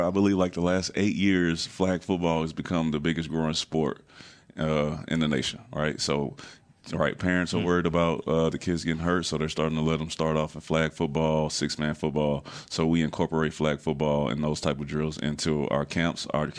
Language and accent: English; Houston, Texas, United States; I'm from Houston.